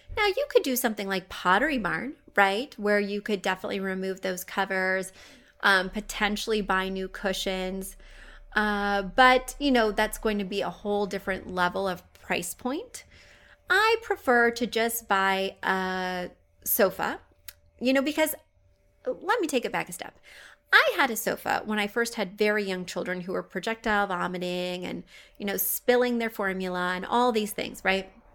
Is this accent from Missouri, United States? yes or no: yes; Missouri, United States; I am from Missouri